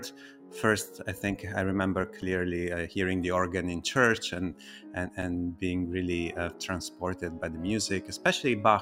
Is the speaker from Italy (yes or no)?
yes; Italy; I grew up in Italy